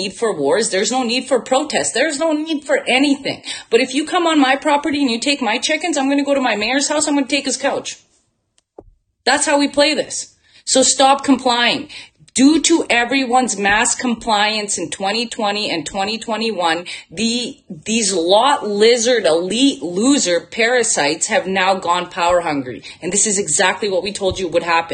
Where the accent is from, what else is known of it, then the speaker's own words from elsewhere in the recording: Bosnia & Herzegovina; now in Canada; I'm from Bosnia. So I was born in former Yugoslavia. I'm half Serbian and went through a war, lived in a refugee camp. And now I come here